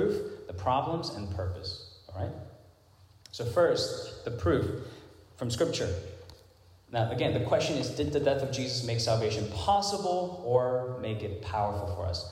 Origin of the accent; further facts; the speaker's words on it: Hong Kong; moved away; when I was growing up in Hong Kong